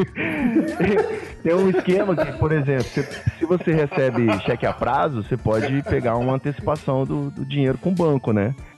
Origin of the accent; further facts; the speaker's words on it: Rio de Janeiro, Brazil; eu sou carioca